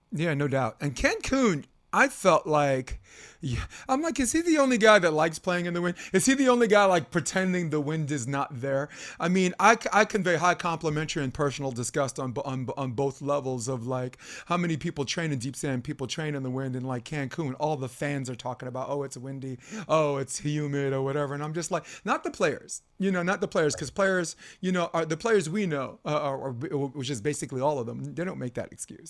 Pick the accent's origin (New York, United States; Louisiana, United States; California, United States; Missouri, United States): New York, United States; New York City; I'm a kid from Brooklyn.